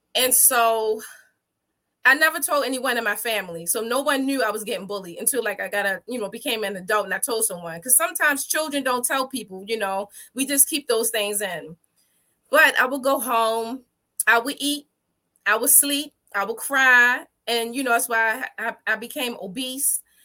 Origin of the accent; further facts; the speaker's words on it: Baltimore, Maryland, United States; from birth all the way up to fourth grade, I lived in the Liberty Heights